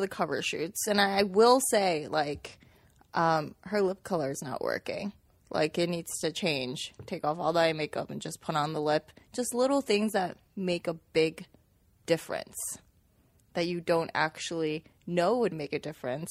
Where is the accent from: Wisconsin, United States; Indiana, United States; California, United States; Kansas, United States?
Kansas, United States; Manhattan; also born or lived in Xi'an, China; I came from Xi'an when I was six years old, and we lived in Kansas